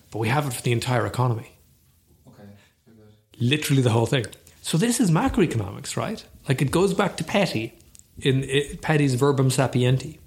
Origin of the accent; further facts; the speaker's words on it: Ireland; we are Irish